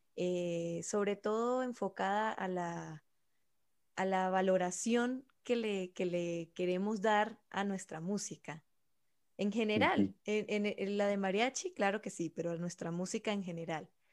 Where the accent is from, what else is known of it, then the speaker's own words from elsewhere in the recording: Venezuela; yo soy venezolana